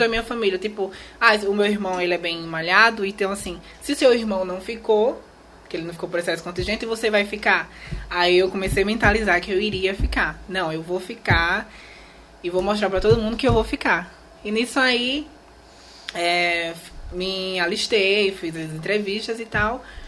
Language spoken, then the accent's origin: Portuguese; Alagoas, Brazil; also born or lived in Maceió; eu nasci aqui em Maceió, né? Uhum. Aqui no, no estado de Alagoas e me criei nessa aldeia indígena